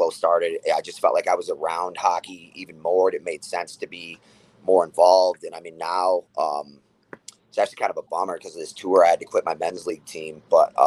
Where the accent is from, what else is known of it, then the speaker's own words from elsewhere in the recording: Rochester, New York, United States; I was born and raised in Rochester